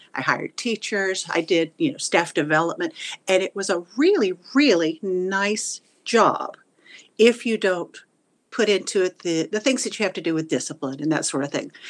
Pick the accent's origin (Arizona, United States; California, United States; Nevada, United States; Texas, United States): Texas, United States; Houston; moved away as an adult; also born or lived in Wichita Falls, Texas; now in Florida, United States; we moved away from Wichita Falls and we went to the Houston area when I was about ten